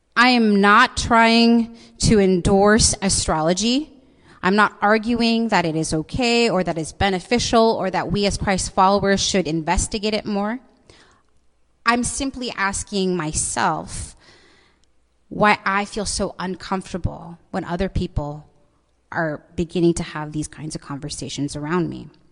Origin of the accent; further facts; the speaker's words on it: Seattle, Washington, United States; I was born and raised in this city